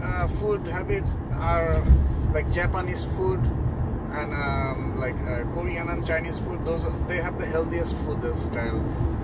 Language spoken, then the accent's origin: English; India; moved away as an adult; also born or lived in Canada / Maryland, United States; now in Connecticut, United States; I'm from India.